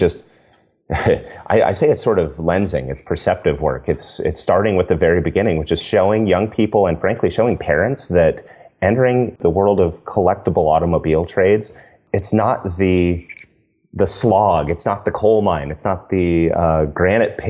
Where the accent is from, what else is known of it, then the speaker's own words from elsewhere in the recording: Arizona, United States; I grew up with in Arizona